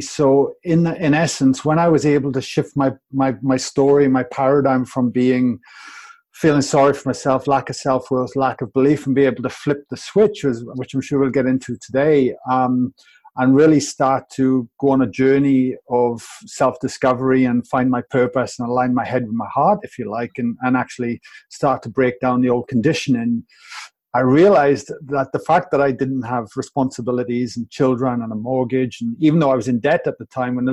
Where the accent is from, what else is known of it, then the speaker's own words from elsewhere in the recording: Wales, United Kingdom; I'm from Wales, all the way from the UK.